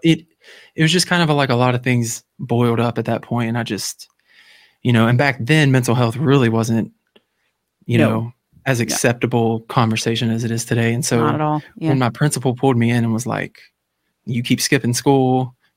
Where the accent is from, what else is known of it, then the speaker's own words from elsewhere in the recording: Louisiana, United States; I'm from Louisiana. For anybody that doesn't know, I live in Louisiana